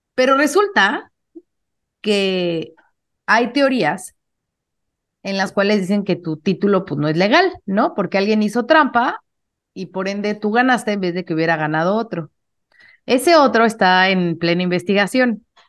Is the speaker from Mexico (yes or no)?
yes; Mexico; hablando como mexicana